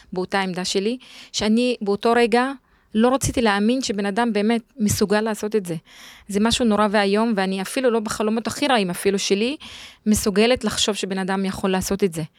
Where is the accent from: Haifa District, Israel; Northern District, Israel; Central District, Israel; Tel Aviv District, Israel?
Northern District, Israel; Jadeidi-Makr; moved away; אני גדלתי בצפון, בכפר ג'דיידה, ליד עכו